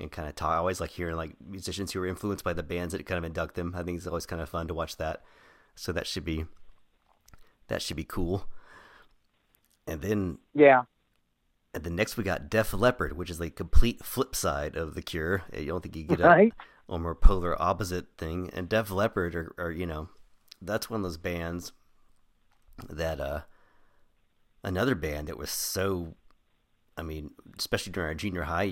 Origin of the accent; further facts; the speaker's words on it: Crowley, Texas, United States; we grew up in Crowley, which is a, you know, rural suburb area in near Fort Worth, Texas